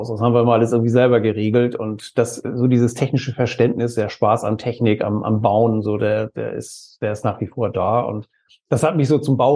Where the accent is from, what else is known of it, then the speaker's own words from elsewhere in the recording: Kiel, Schleswig-Holstein, Germany; wir kommen aus Norddeutschland, genauer gesagt aus Kiel äh, aus dem schönen Schleswig-Holstein